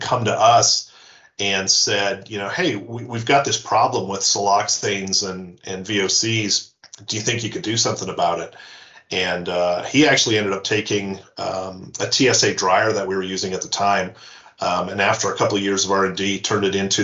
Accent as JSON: {"language": "English", "region": "Newfoundland and Labrador", "country": "Canada", "tie": "born or raised there", "also_born_or_lived": "Yukon / Calgary, Alberta / Montreal", "moved": "yes", "said": "I was born in the Yukon and I grew up in Newfoundland."}